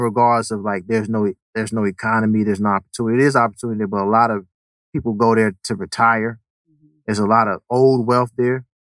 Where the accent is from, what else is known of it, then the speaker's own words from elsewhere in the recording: South Carolina, United States; also born or lived in Hartford, Connecticut / Florida / Los Angeles; now in Atlanta, United States; I'm from Hartford and grew up in South Carolina. You know, went to school in Florida and came to Atlanta in 06. Did a couple years in LA, but I don't count.